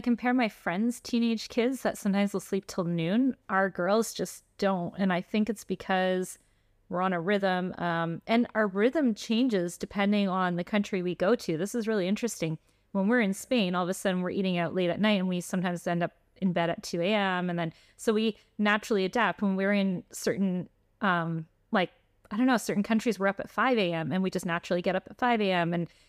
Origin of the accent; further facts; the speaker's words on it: Canada; also born or lived in Switzerland / Florida, United States; Yeah. So like, just to clarify, we're actually Canadian and Swiss.